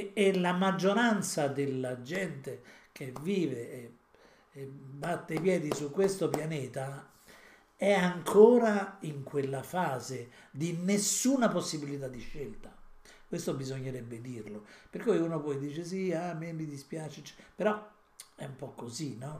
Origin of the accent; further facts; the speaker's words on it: Italy; siamo nati in Italia